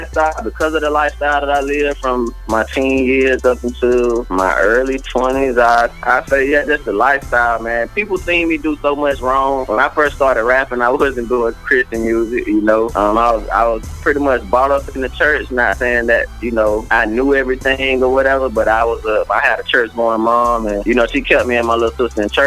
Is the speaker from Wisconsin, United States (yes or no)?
no; South Georgia, United States; back home and in South Georgia